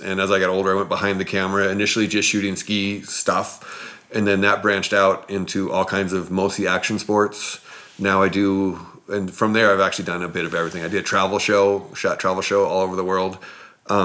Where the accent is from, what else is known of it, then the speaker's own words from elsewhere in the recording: Moscow, Idaho, United States; moved away as an adult; also born or lived in Squaw Valley, California; I left my hometown in Moscow, Idaho to come to Squaw.